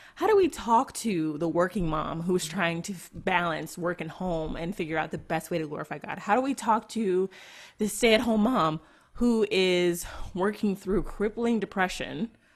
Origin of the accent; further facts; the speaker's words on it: United States; I am an American Christian woman